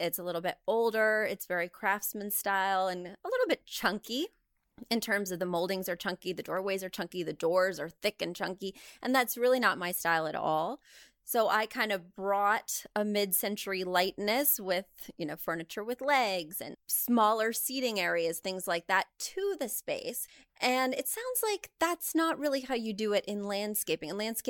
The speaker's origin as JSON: {"language": "English", "region": "Midwest", "country": "United States", "tie": "born or raised there", "said": "Because I grew up in the Midwest and we get everything a little later out there."}